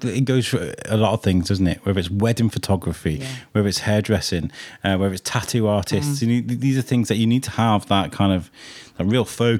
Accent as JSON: {"language": "English", "town": "Wrexham", "region": "Wales", "country": "United Kingdom", "tie": "born or raised there", "said": "I grew up in Wrexham."}